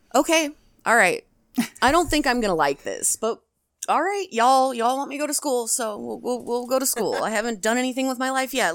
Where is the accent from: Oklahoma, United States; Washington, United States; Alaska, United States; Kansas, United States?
Washington, United States; I'm from Washington